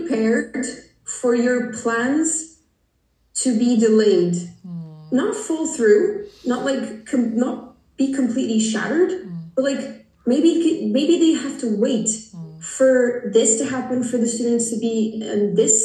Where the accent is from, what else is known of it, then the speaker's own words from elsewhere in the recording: Portugal; English is a second language; I'm from Portugal. For those who don't know, Portugal is a small country in the west of Europe.